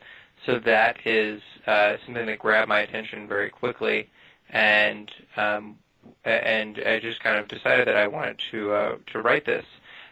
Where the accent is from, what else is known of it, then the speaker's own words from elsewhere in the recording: Tucson, Arizona, United States; I'm originally from Tucson, Arizona, and grew up out there.